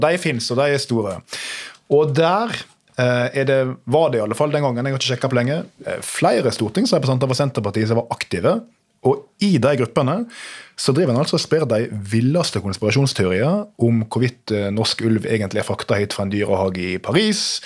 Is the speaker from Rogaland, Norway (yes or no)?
no; Nordfjordeid, Vestland, Norway; moved away as an adult; now in Oslo, Norway; satt i kommunestyret hjemme på Nordfjordeid